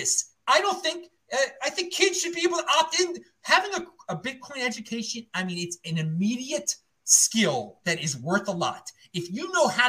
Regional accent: Baltimore, Maryland, United States; moved away; I don't live anywhere anymore. I'm from Baltimore.

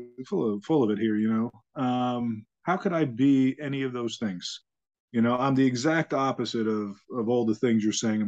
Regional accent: Long Island, New York, United States; also born or lived in Bronx, New York; originally I was born in the Bronx, and, my family decided right after I was born to move out to Long Island

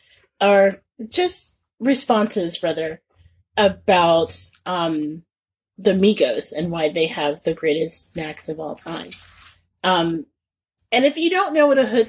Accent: Indianapolis, Indiana, United States; moved away; when I was a teenager growing up in Indianapolis

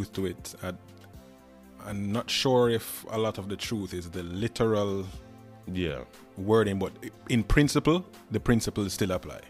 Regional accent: Kingston, Jamaica; moved away as an adult; now in United States; I'm actually a recent immigrant to the U.S. I'm originally from Kingston, Jamaica, which coincidentally is the country with the most churches per square mile.

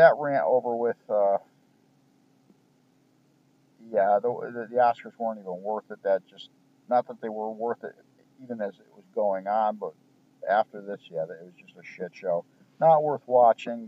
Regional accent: United States; I'm an American.

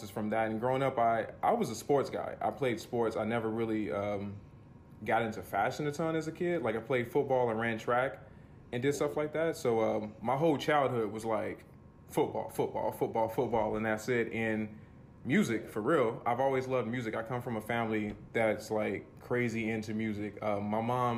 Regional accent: Louisville, Kentucky, United States; Born and raised in Louisville, Kentucky, all 30 years, flirted with moving out, but like, I don't know, this is home

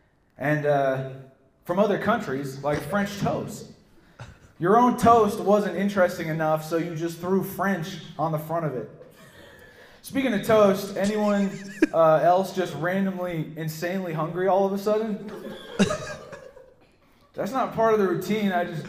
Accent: London, United Kingdom; now in United States; Some backstory on me. I was raised in England. And yes, that means I'm British.

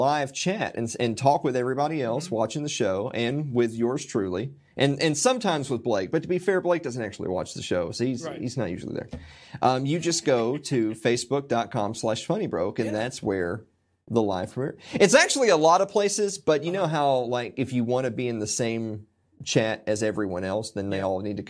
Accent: Tennessee, United States; because like I'm from Middle Tennessee. I've lived here most of my life

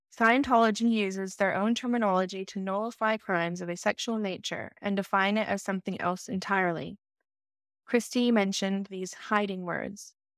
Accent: Los Angeles, California, United States; I started at the C E O in Los Angeles when I was six years old, and it was my experience through growing up between six years old to thirteen years old

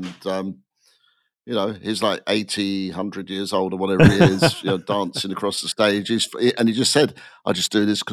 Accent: England, United Kingdom; accent: British; moved away as an adult; now in California, United States; all of us have been talking about growing up in England

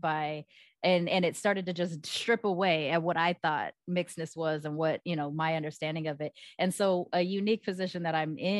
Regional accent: Long Beach, California, United States; I grew up in Long Beach

